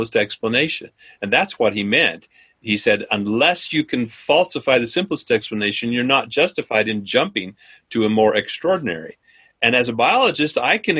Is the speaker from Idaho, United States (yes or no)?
yes; Idaho, United States; my home state of Idaho